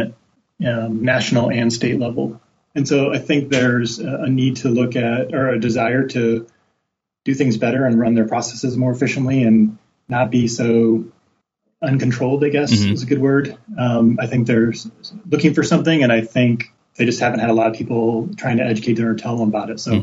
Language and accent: English; Midwest, United States; now in Portland, United States; growing up in the Midwest